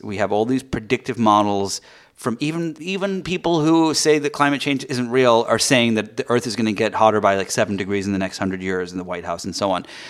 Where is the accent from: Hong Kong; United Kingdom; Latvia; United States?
United Kingdom; England; moved away; I grew up in, um, in England